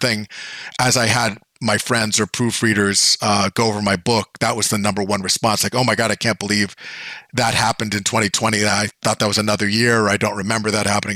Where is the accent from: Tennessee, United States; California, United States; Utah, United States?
California, United States; Bay Area; when I was a kid, I grew up in the Bay Area